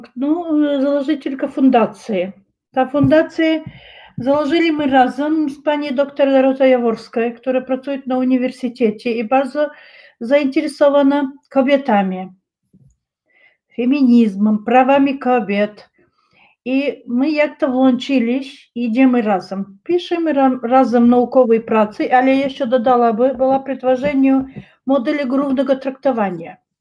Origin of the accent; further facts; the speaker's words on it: Chechnya, Russia; Polish is a second language; moved away; u nas w Czeczeniu